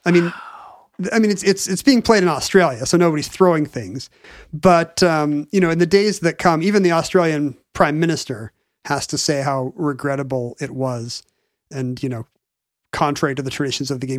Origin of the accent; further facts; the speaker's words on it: United States; as an American.